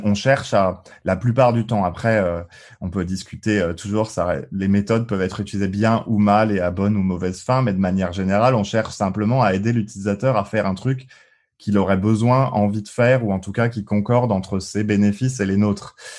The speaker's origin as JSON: {"language": "French", "town": "Colmar", "region": "Grand Est", "country": "France", "tie": "born or raised there", "also_born_or_lived": "Île-de-France", "moved": "yes", "said": "j'ai mis alsacien aussi, parce que je suis né à, à Colmar, entre autres. Et puis euh, mes parents vivent toujours en Alsace du côté de Strasbourg."}